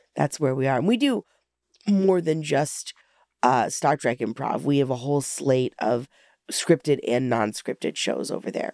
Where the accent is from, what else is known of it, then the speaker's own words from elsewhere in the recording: Alaska, United States; moved away; I'm originally from Alaska